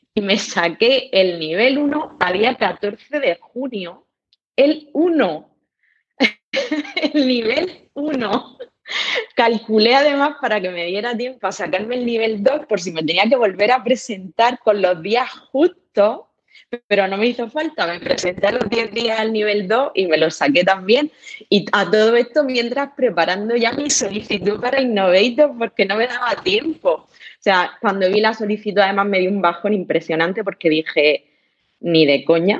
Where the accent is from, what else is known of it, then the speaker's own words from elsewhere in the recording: Murcia, Region of Murcia, Spain; yo soy de Murcia, trabajo en Murcia